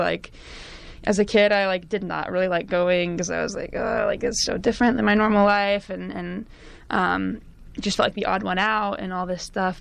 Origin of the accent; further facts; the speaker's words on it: California, United States; Born and raised in California, I'm actually only like a quarter Middle Eastern